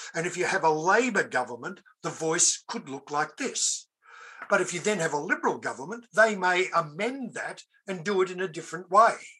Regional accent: Australia; an Australian of European heritage

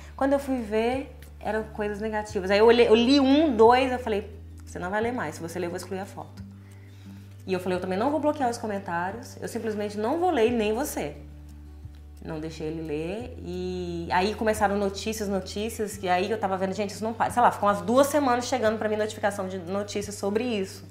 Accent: Minas Gerais, Brazil; eu sou de Minas

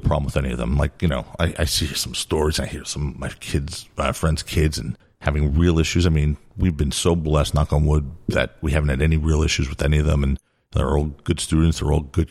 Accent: New York City, New York, United States; I grew up in Brooklyn

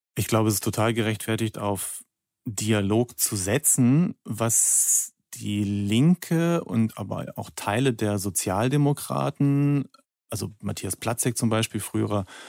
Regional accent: Germany; moved away as an adult; also born or lived in Russia; wir als Deutsche

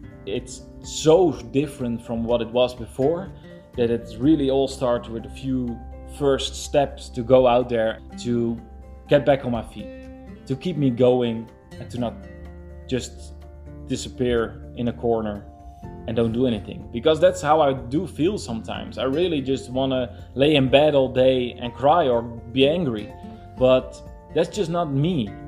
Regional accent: Netherlands; I'm from the Netherlands.

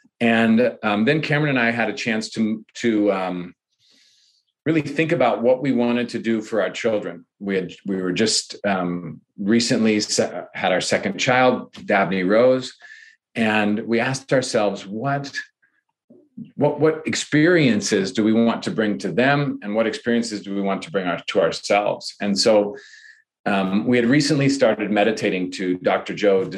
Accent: Ireland; I think this is a project that I think, because I'm Irish, right?

